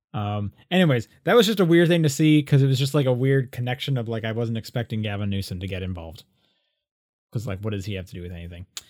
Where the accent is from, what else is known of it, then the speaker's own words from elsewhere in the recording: Canada; now in United States; a Canadian who lives in the States